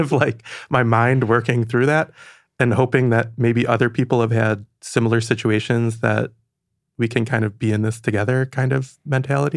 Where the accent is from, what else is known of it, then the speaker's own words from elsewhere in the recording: Franklin, Michigan, United States; now in New York, United States; I'm from Michigan, and I like going back there a lot